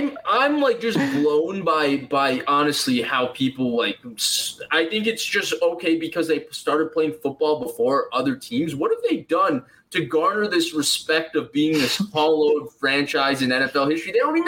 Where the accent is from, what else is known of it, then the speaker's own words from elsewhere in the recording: Naperville, Illinois, United States; I'm from Naperville, actually.